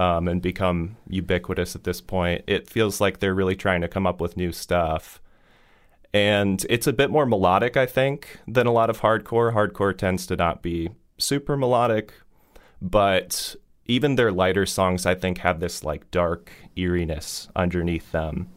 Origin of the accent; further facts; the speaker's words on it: Fort Wayne, Indiana, United States; a DIY basement venue in my hometown